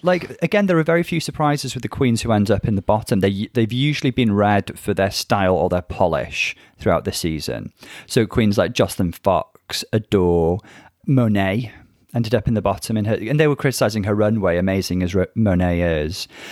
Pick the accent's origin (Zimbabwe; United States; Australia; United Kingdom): United Kingdom; I originate from the U K. We both reside here.